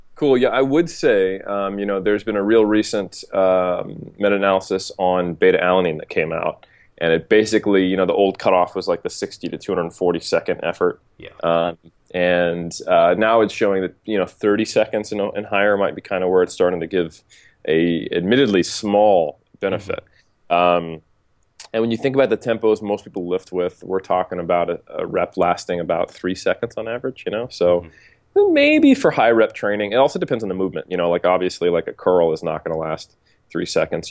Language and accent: English; United States; moved away as an adult; now in New Zealand; I'm an American who's living in New Zealand